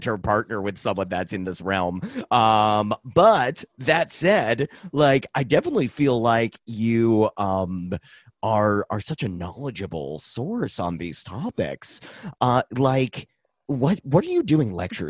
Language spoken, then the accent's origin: English; Dover, Massachusetts, United States; in my hometown, Dover, Massachusetts